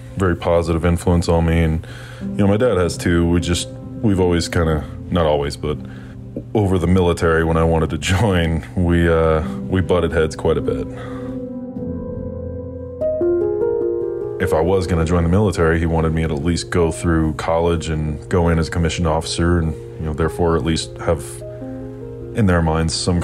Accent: Nashville, Tennessee, United States; I was born and raised in Nashville, Tennessee

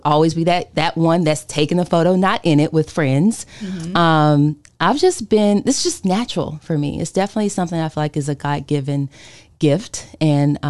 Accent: Winston-Salem, North Carolina, United States; moved away; also born or lived in Chicago; I moved here from Chicago. I'm from Winston-Salem, and I got married, so I moved back

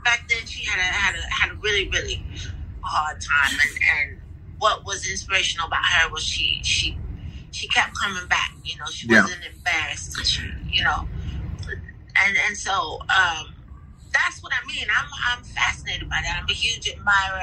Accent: Canton, Ohio, United States; I'm from Canton, Ohio, which is a small city

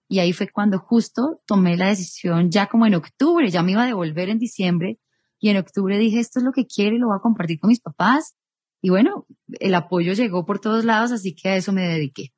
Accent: Ibagué, Tolima, Colombia; moved away as an adult; now in Bogotá, Colombia; soy nacida en Bogotá, pero criada en la capital musical de Colombia

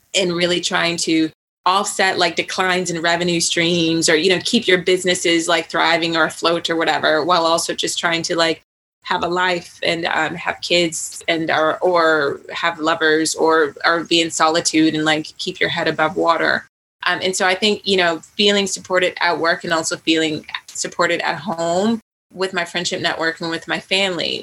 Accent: Virginia, United States; moved away as an adult; also born or lived in New York; now in London, United Kingdom; I grew up, you know, I had my family in Virginia, I had my friendship group in New York

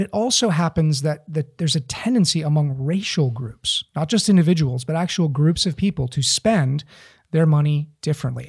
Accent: East Tennessee, United States; growing up in East Tennessee

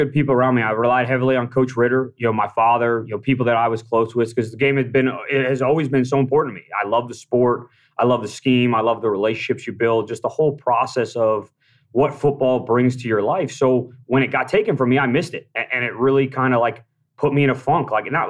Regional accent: Wellesley, Massachusetts, United States; Yeah, I moved to Mass when I was 7. So I grew up just outside Boston in Wellesley, Massachusetts.

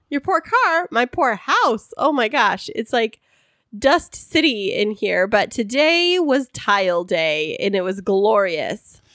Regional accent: Central Valley, California, United States; I grew up in the Central Valley

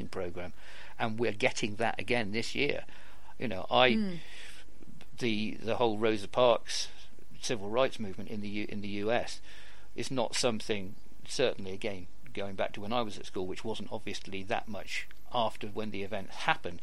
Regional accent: United Kingdom

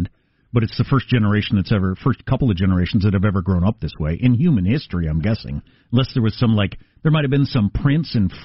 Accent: Midwest, United States; I'm from the Midwest

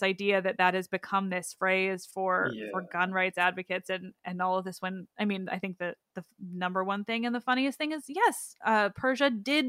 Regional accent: Canada; I'm Canadian.

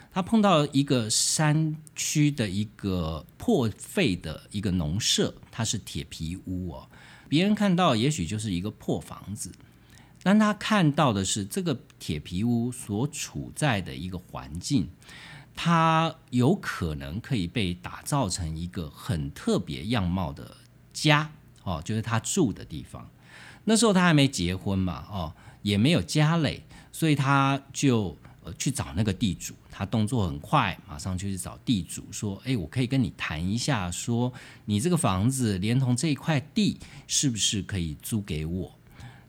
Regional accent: Taiwan; 就连我们台湾人

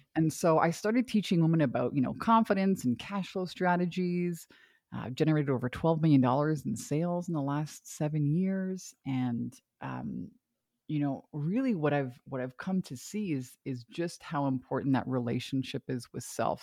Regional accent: Canada; moved away as an adult; also born or lived in Hawaii; I'm from Canada originally

